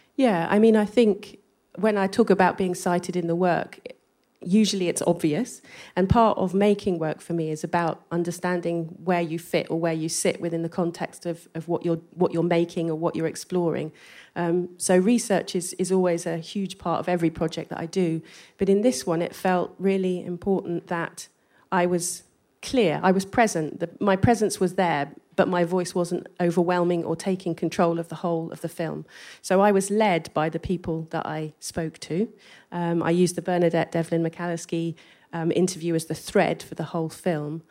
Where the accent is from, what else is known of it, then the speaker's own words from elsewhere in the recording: England, United Kingdom; accent: English; my English accent